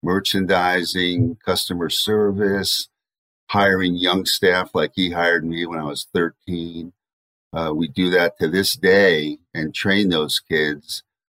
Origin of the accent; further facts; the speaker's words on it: Chappaqua, New York, United States; also born or lived in Philadelphia, Pennsylvania; And in 1961 is when I moved from Philadelphia with my family to Chappaqua, New York.